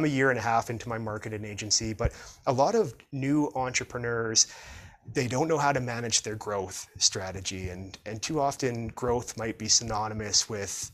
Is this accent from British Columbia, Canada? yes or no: yes; Prince George, British Columbia, Canada; my hometown of Prince George